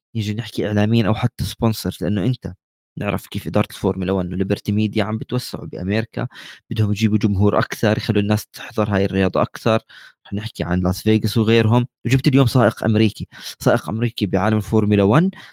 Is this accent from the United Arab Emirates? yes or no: no; Jordan; عندنا بالاردن بنحكي هيك